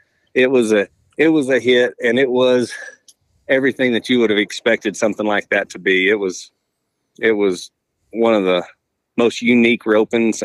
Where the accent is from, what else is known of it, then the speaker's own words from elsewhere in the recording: Texas, United States; growing up in Texas